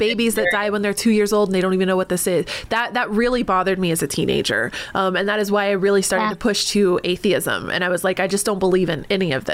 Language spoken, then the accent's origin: English; North Carolina, United States; also born or lived in Texas; I was born in Texas, raised in North Carolina.